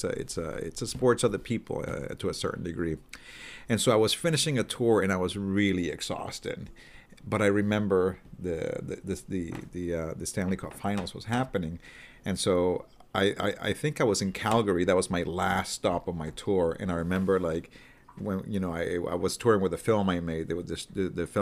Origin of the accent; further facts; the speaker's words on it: Puerto Rico; moved away; also born or lived in Vancouver, Canada; I'm from Puerto Rico, and as you can imagine, there's no hockey in Puerto Rico.